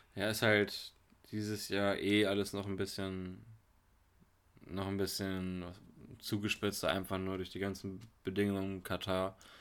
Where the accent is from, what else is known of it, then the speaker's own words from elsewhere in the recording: near Hanover, Lower Saxony, Germany; moved away; ich komm aus der Nähe von Hannover her.